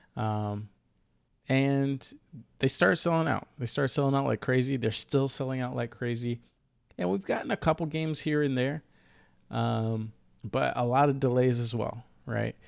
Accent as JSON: {"language": "English", "region": "the South", "country": "United States", "moved": "yes", "lives_now": "Seattle, United States", "said": "I'm from the South"}